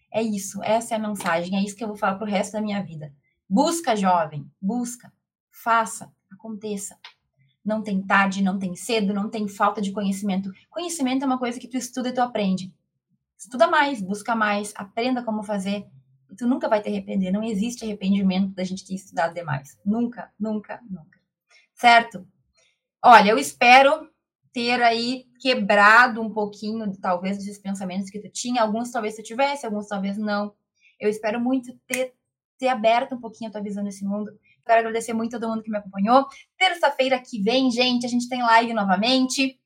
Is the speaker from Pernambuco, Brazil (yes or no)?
no; Rio Grande do Sul, Brazil; moved away as an adult; also born or lived in Santa Maria; now in Santa Catarina, Brazil; Eu sou gaúcha, moro... Hoje não moro mais lá no Rio Grande do Sul, moro em Santa Catarina